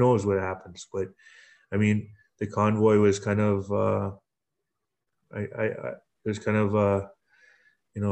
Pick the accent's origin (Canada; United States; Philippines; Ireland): Canada; as Canadians